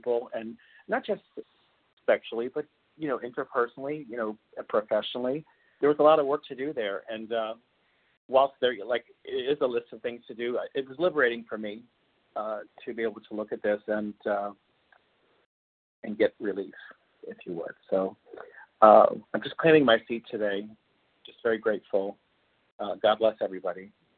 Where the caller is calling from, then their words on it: Beijing, China; I'm calling from Beijing, China.